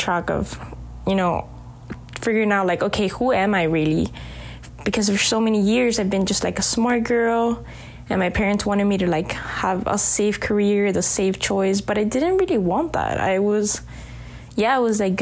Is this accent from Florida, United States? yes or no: yes; Miami, Florida, United States; growing up in Miami